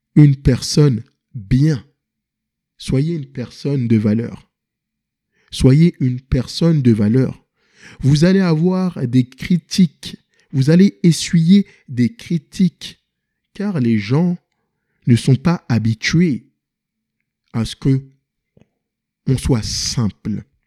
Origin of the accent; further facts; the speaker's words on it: Paris, Île-de-France, France; also born or lived in Senegal (ancestry); now in Montreal, Canada; Je viens de Paris et j'habite ici à Montréal, au Québec